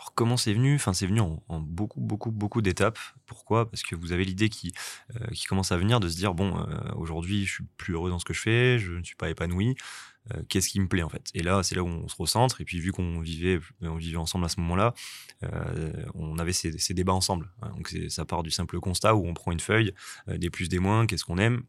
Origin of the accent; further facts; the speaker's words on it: Angoulême, Nouvelle-Aquitaine, France; also born or lived in Bordeaux; now in Nice, France; je suis originaire d'Angoulême, donc en Charente